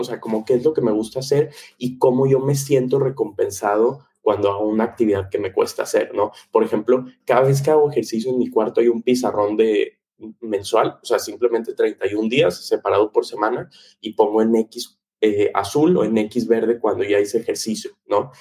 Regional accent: Monterrey, Nuevo León, Mexico; crecí en Monterrey

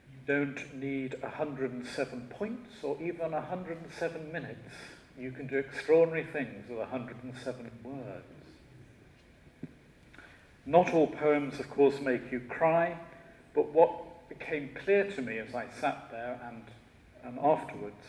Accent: Shropshire, West Midlands, United Kingdom; now in London, United Kingdom; I was originally from Shropshire

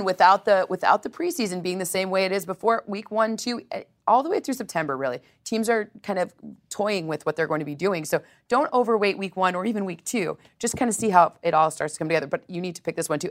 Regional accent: Detroit, Michigan, United States; my hometown

